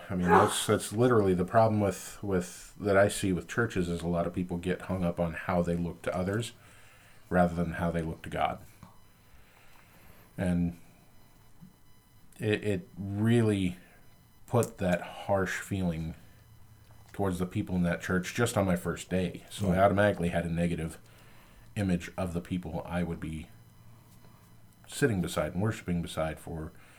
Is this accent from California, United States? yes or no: yes; Compton, California, United States; Well, I was born and raised in Compton.